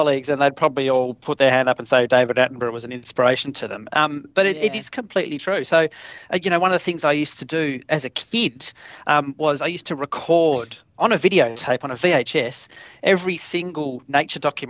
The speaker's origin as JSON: {"language": "English", "region": "Tasmania", "country": "Australia", "tie": "born or raised there", "said": "growing up in Tassie"}